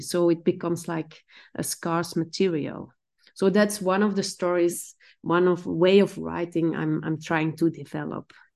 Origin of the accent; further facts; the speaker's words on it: Belgium; now in Amsterdam, Netherlands; I grew up in Stenar, which is stone village.